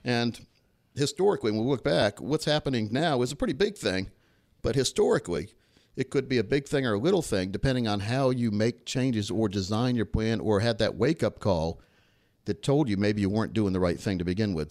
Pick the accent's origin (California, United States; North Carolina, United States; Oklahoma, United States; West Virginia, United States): North Carolina, United States; Laurinburg; when I grew up back in Laurenburg, North Carolina